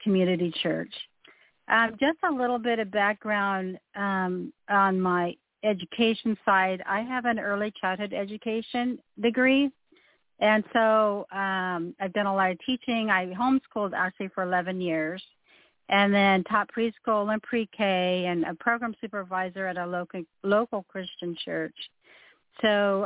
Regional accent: Klamath Falls, Oregon, United States; moved away; I actually grew up in Klamath Falls, Oregon, where my dad was in the military

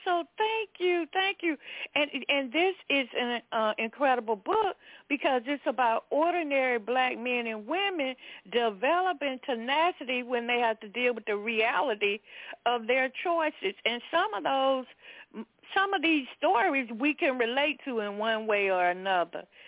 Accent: the South, United States; I was raised in the South in, in a Pentecostal church

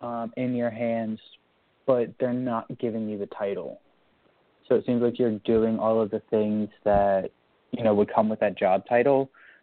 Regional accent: Brookside, Delaware, United States; also born or lived in Claymont, Delaware; Yes, I am from Delaware. From what part? Currently, I'm living in Claymont, but I grew up in Brookside.

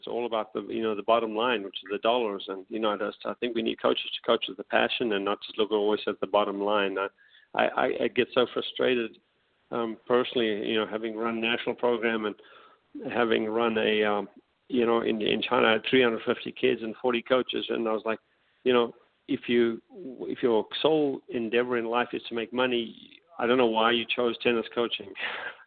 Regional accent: South Africa; now in United States; I grew up in South Africa, and we had mini tennis with the paddles

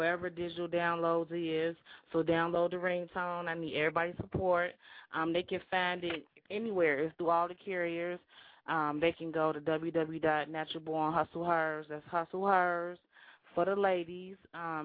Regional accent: Cincinnati, Ohio, United States; I get more love out of town than I do in my own city

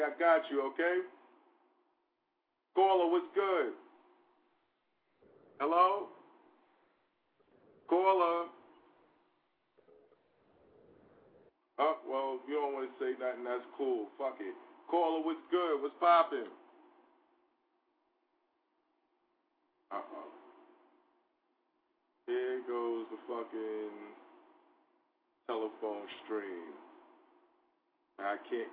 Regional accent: New York, United States; I'm from New York

